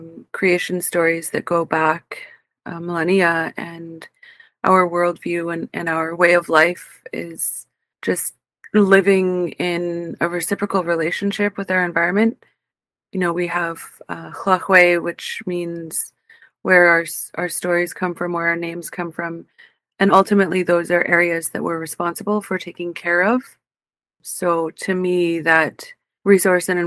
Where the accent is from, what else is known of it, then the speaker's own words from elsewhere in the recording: Bella Bella, British Columbia, Canada; I am Haíɫzaqv from Balabala